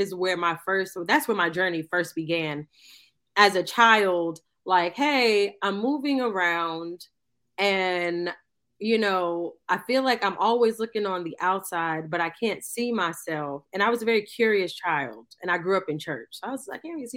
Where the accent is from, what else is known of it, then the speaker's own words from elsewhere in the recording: New York City, New York, United States; I grew up in Queens, New York.